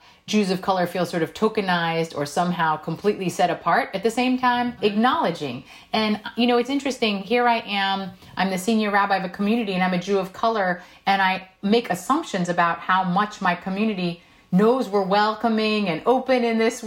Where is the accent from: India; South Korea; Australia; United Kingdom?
South Korea; first language Korean; English is a second language; now in United States; I was born in South Korea. Korean was my first language